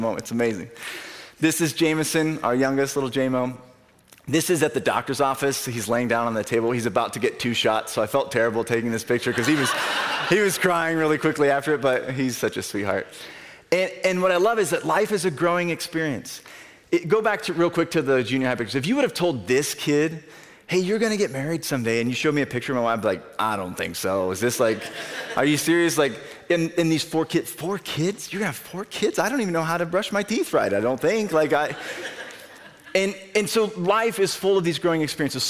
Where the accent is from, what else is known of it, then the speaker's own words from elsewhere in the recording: Albia, Iowa, United States; I grew up in Albany